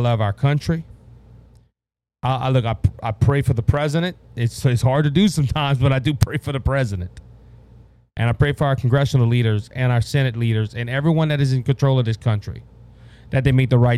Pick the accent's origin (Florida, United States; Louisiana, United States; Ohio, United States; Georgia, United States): Louisiana, United States; where are you from? I tell them Louisiana